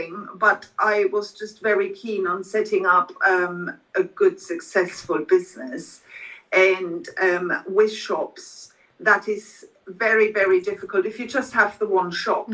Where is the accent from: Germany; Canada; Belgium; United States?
Germany; now in London, United Kingdom; I grew up in Germany